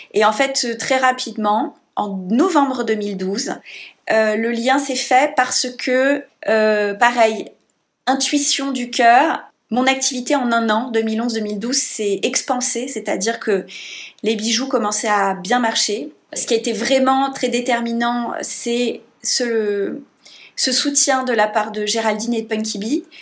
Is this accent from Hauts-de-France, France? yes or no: no; Grenoble, Auvergne-Rhône-Alpes, France; moved away; also born or lived in Paris; je suis grenobloise de naissance et donc j'ai passé autant de temps au conservatoire de Grenoble et à l'école de musique de la ville d'à côté que à l'école, au primaire, au collège et au lycée